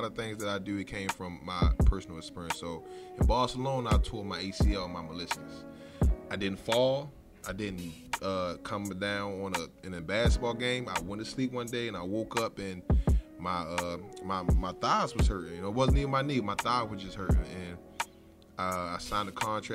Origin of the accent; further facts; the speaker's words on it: Baltimore, Maryland, United States; I'm from West Baltimore, the Zone 21, Poplar Grove area. And I grew up around there my whole life.